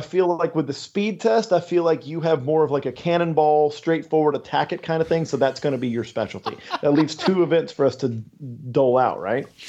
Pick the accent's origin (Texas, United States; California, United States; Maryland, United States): Texas, United States; San Antonio; I grew up in San Antonio.